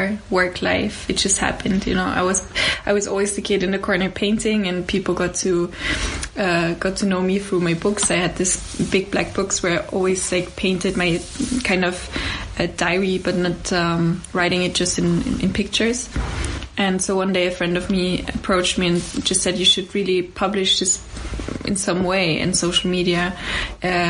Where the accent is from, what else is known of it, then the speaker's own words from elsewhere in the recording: Austria; also born or lived in Lower Austria / Poland (family); now in Vienna, Austria; I grew up in actually first in Lower Austria